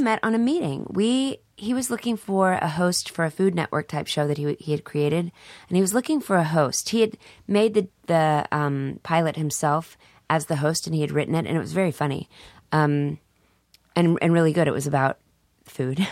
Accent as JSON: {"language": "English", "town": "Dallas", "region": "Texas", "country": "United States", "said": "I'm from Dallas"}